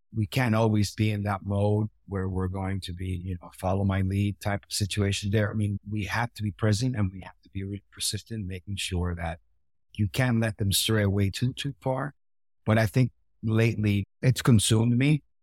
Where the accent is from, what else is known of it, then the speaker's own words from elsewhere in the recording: Puerto Rico; I grew up in Puerto Rico